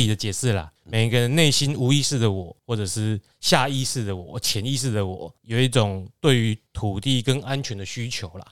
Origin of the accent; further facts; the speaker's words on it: Taiwan; 我们台湾这边重视地基主信仰比中国还要重视嘛